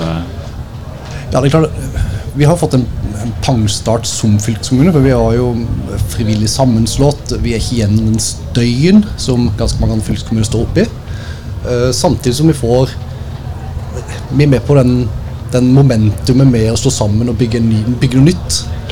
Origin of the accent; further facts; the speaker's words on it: Tvedestrand, Agder, Norway; så er jeg fra Nesverk